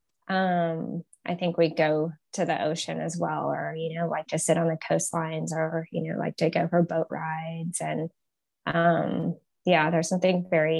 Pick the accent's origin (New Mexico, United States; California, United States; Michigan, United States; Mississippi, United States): New Mexico, United States; Los Alamos; I grew up in New Mexico, in Los Alamos, New Mexico